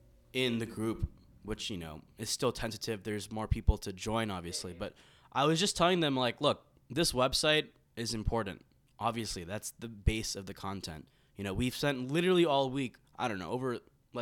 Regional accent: Philadelphia, Pennsylvania, United States; born there; I was born in Philadelphia.

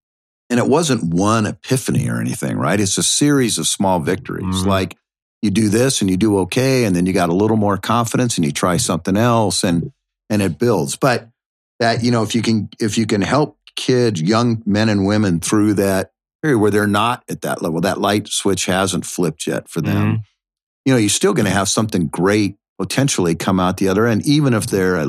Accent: Washington, United States; moved away as an adult; also born or lived in South Africa; now in Tampa, United States; I came from Washington State. I mean, I'd never been east of the Mississippi my entire life.

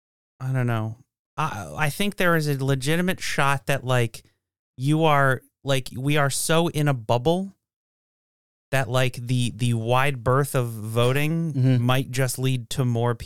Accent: Washington, United States; No, I grew up in Washington.

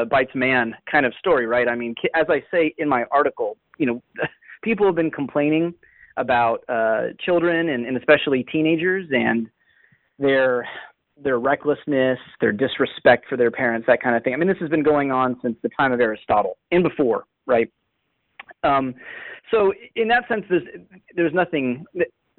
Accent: Northern Virginia, United States; As a native Northern Virginian

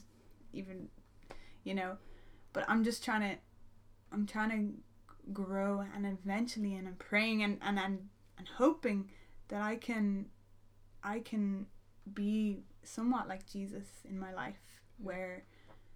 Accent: Ireland; as an Irish person

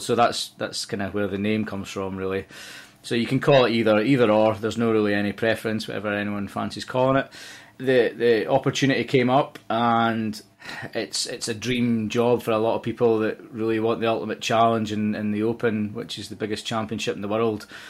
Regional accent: Dumfries, Scotland, United Kingdom; moved away as an adult; now in Liverpool, United Kingdom; I'm Scottish, and I was, uh, brought up in a town in the southwest of Scotland called Dumfries.

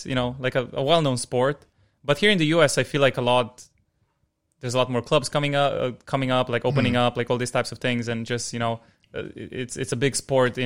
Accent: Newark, New Jersey, United States; I grew up in Newark.

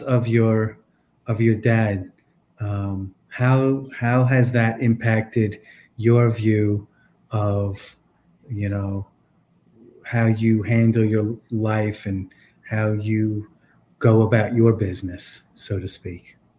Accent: East Coast, United States; I'm from the East Coast

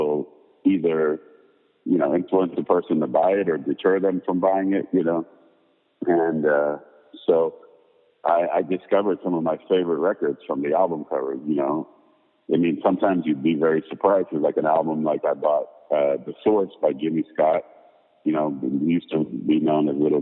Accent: Paris, Île-de-France, France; moved away; growing up in Paris

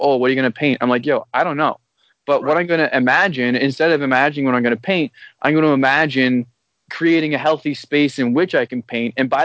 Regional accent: Owen Sound, Ontario, Canada; moved away as an adult; also born or lived in Toronto, Canada; now in Vancouver, Canada; I grew up in Owen Sound, which is a smaller town outside of, like, it's like 3 hours out of Toronto

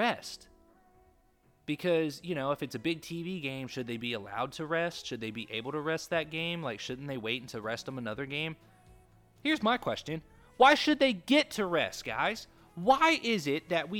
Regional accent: Kentucky, United States; I grew up in Kentucky, and UK basketball, okay? Because I was born in Kentucky

